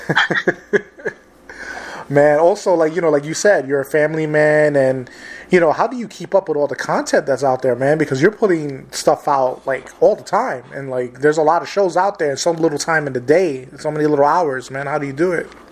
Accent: New York City, New York, United States; I grew up in New York City

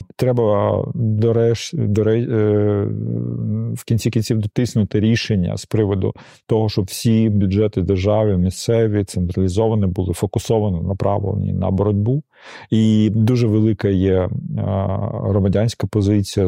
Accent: Donetsk, Donetsk Oblast, Ukraine; moved away; я народився, виріс в Донецьку

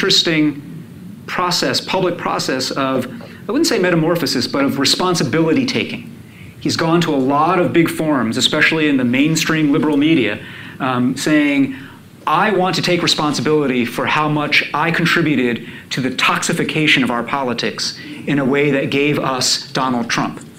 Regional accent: New York, United States; I grew up in New York

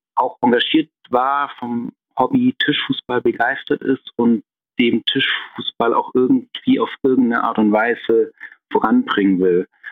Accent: Tübingen, Baden-Württemberg, Germany; in Tübingen in meiner Heimatstadt

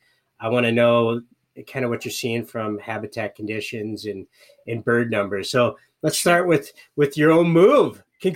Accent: Michigan, United States; growing up in Michigan, where there was really very rare droughts like this

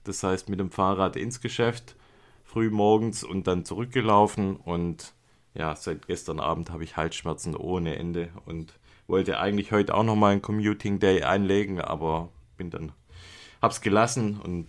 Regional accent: Germany; moved away; aus meiner alten Heimat Beisingen

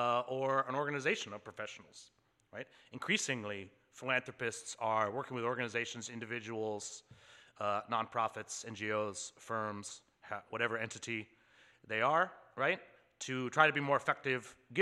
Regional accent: Maine, United States; couldn't be here in Maine in person. It's a beautiful day here. The rest of the country is too hot, but my home state, where I've recently returned, it's a nice cool 73 degrees today.

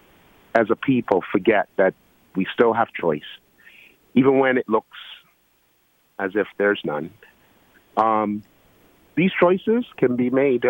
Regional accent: Georgetown, Guyana; I'm from Guyana. No, of course, I was received in Georgetown, Guyana

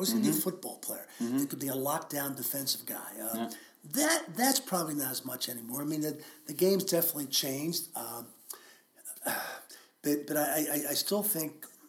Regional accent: outside Philadelphia, Pennsylvania, United States; I grew up outside Philadelphia in the late 60s

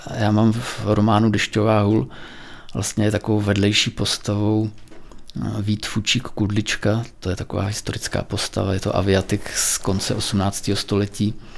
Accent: Purkarec, South Bohemian Region, Czechia; also born or lived in Týn nad Vltavou; now in České Budějovice, Czechia; ale vyrůstal jsem v Purkarci. Dětství jsem strávil v Purkarci

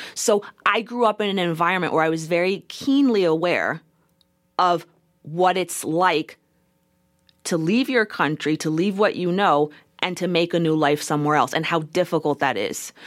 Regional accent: United States; I, as a first generation American, literally live into worlds. I live in the world that I was born into as an American citizen

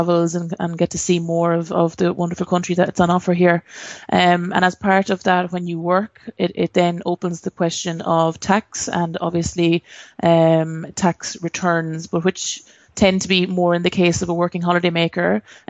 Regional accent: Ireland; moved away as an adult; now in Australia; I'm initially from Ireland. I've came over to Australia back in 2008 and I started my experience here in Australia as a working holiday maker on a 417 as well.

